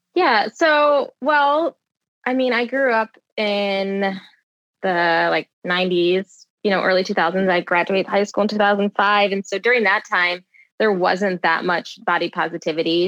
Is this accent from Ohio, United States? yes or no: no; Michigan, United States; Both my parents they met at a GM factory because I'm from Michigan. So um, everyone in my family, all my aunts and uncles, all worked at either Ford or GM.